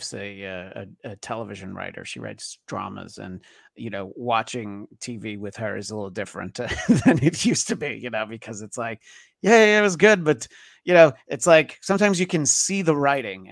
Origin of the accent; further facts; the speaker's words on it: New York, United States; moved away as an adult; now in Los Angeles, United States; growing up in New York, and I've lived in LA for 20 years